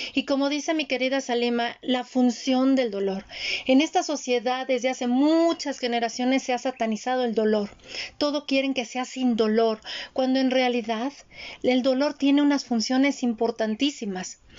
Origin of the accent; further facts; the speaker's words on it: Mexico; Yo nací en el Instituto Mexicano del Seguro Social, fui IMSS